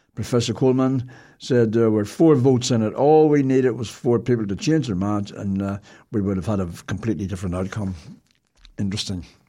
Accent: Ireland; we're Irish.

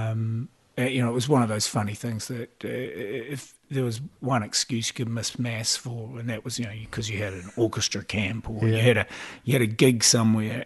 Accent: Auckland, New Zealand; I grew up in Mount Albert, okay, in Auckland

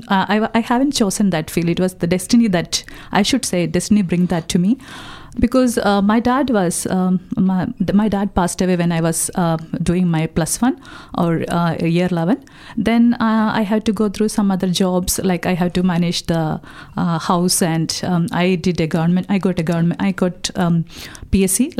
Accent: Kerala, India; moved away as an adult; also born or lived in West Bengal; now in Dunedin, New Zealand; I was born in Kerala and I was brought up in West Bengal till 3 years because my dad was an army officer. Then we moved back to Kerala and I was raised and brought up in over there

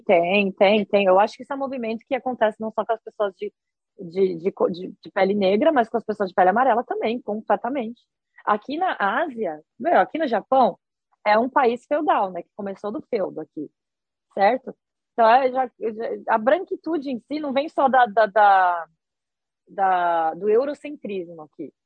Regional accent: Brazil; moved away as an adult; also born or lived in Osaka, Japan; now in Japan; eu sou brasileira

